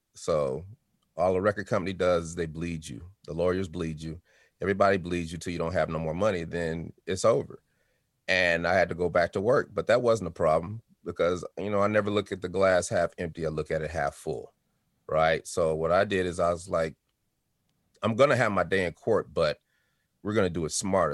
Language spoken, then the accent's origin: English; Denver, Colorado, United States; also born or lived in Chicago, Illinois; I was born in Chicago, Illinois, moved to Denver when I was four years old, and had a great childhood